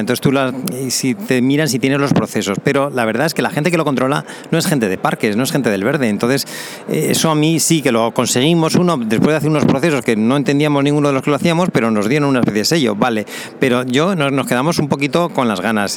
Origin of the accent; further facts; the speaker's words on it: Zaragoza, Aragon, Spain; moved away as an adult; also born or lived in Balearic Islands / Canary Islands / Germany / Cozumel, Quintana Roo, Mexico; nací en Zaragoza en España